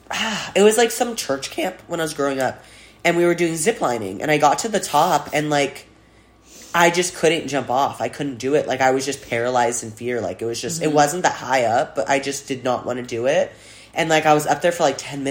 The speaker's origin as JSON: {"language": "English", "town": "Boise", "region": "Idaho", "country": "United States", "tie": "born or raised there", "moved": "as an adult", "lives_now": "Texas, United States", "said": "I am from Boise, Idaho."}